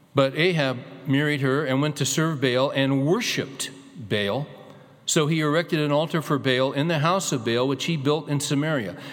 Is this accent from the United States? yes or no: yes; California, United States; moved away as an adult; also born or lived in Arkansas; was born and raised in California